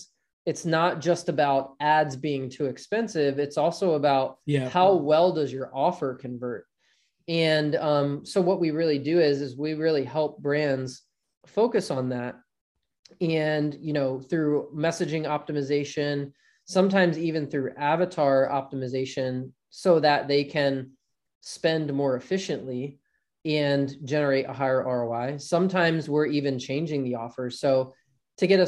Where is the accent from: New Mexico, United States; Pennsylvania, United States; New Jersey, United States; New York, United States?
New Jersey, United States; South Jersey near Philadelphia; I grew up in South Jersey near Philadelphia and grew up playing ice hockey as a kid